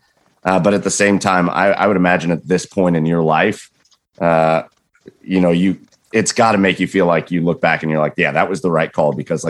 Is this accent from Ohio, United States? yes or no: yes; Cleveland, Ohio, United States; We're from Cleveland.